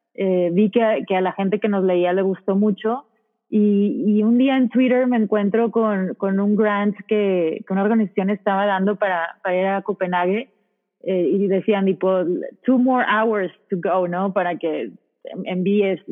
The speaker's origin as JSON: {"language": "Spanish", "town": "Monterrey", "region": "Nuevo León", "country": "Mexico", "said": "soy de Monterrey, tengo 20 años"}